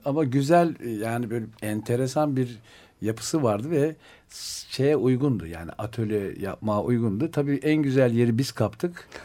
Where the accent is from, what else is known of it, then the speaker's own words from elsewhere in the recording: Ankara, Turkey; moved away; also born or lived in Istanbul; ben Ankaralıyım. Sokaktan yetiştiğimiz için